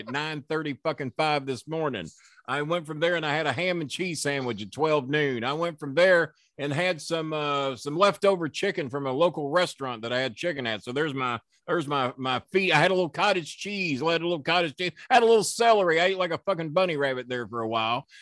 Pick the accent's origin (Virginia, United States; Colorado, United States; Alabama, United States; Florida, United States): Florida, United States; now in Louisville, United States; I was raised in Florida for the most of my